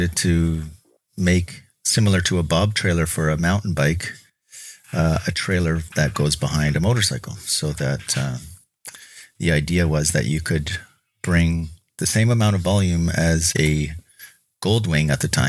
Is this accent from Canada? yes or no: yes; Kelowna, British Columbia, Canada; I'm from Kelowna, British Columbia, and I'm a tool and die maker